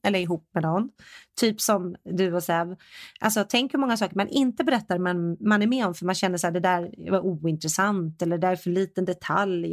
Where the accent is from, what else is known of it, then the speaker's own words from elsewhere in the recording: Sweden; now in United States; jag är svensk